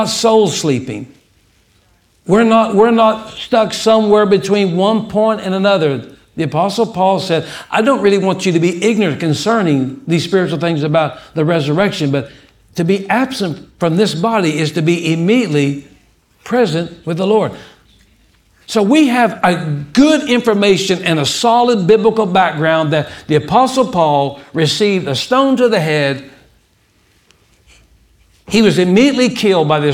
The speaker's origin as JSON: {"language": "English", "town": "Odessa", "region": "Texas", "country": "United States", "tie": "born or raised there", "said": "I was born in Odessa, Texas"}